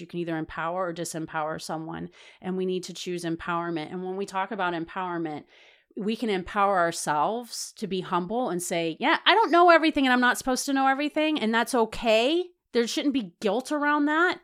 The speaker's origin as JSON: {"language": "English", "region": "the South", "country": "United States", "said": "I was from the South"}